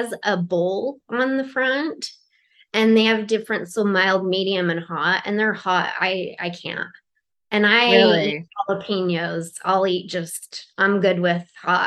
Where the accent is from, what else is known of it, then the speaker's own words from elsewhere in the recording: Utah, United States; I grew up in Utah, but not in this city area